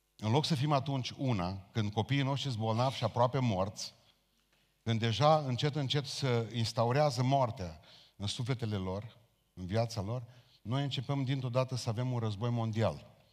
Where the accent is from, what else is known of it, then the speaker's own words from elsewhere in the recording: Romania; noi ca români